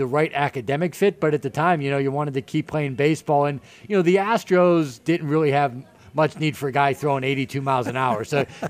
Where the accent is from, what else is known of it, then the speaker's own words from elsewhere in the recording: Pittsburgh, Pennsylvania, United States; moved away as an adult; now in York, United States; grew up in the city of Pittsburgh, Squirrel Hill neighborhood.